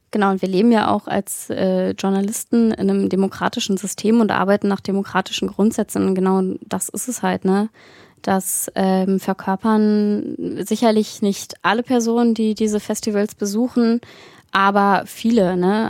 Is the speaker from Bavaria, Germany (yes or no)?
no; Berlin, Germany; moved away as an adult; now in Saxony, Germany; ich komme ja nicht aus Sachsen gebürtig und bin in so einer schönen äh, linkgrünen Filterblase in Berlin groß geworden